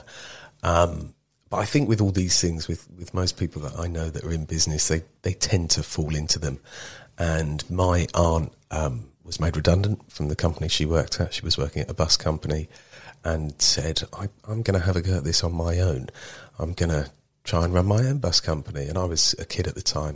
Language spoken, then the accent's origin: English; Marlow Bottom, South East England, United Kingdom; also born or lived in Maidenhead / Bangladesh / Nepal; I grew up in Marlow Bottom, went to school in Maidenhead